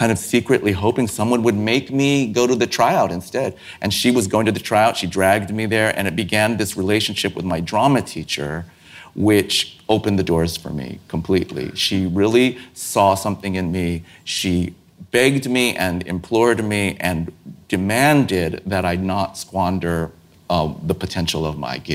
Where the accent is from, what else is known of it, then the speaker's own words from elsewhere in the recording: San Francisco, California, United States; I grew up in San Francisco